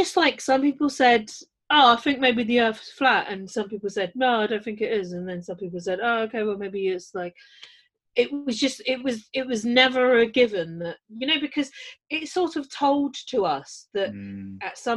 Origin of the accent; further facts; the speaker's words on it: London, United Kingdom; I'm from London